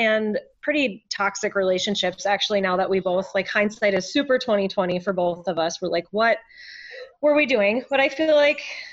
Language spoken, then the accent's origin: English; Minnesota, United States; also born or lived in Denver; I was born and raised in Minnesota